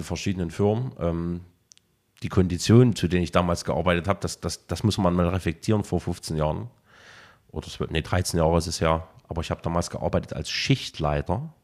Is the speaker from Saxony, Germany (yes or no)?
yes; Saxony, Germany; also born or lived in Leipzig; 89 war ein sehr, sehr geburtenstarkes Jahr bei uns, äh, zumindest bei uns in, in, in Sachsen gewesen.